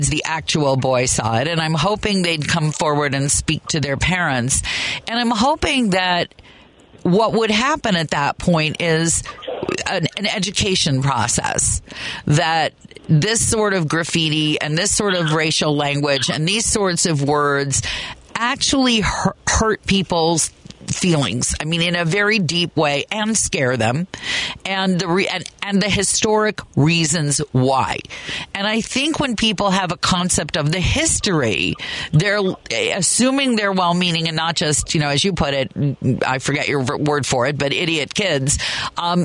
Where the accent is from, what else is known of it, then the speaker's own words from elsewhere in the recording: Kansas, United States; now in Chicago, United States; I grew up in Kansas